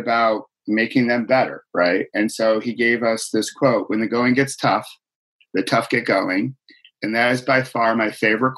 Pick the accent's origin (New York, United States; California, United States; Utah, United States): New York, United States; Rochester; I grew up in Rochester, New York